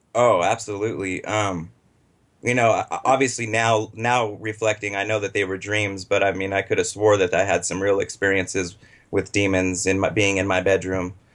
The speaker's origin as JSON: {"language": "English", "town": "Los Angeles", "region": "California", "country": "United States", "tie": "born or raised there", "also_born_or_lived": "Butte County, California", "said": "I was born in Los Angeles, um, raised by my mom and my stepfather"}